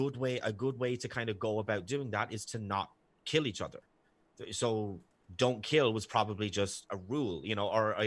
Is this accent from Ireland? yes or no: yes; Ireland; accent: Irish; my sexy Irish accent